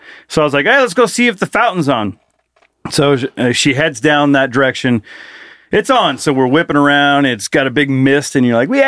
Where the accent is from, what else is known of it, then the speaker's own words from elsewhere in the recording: Moses Lake, Washington, United States; moved away; I grew up in Moses Lake